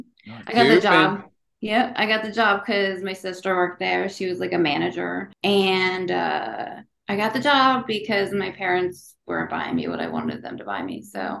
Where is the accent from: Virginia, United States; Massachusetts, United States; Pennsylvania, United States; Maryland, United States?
Pennsylvania, United States; Lansdale; Lansdale, born, raised, and unfortunately still there.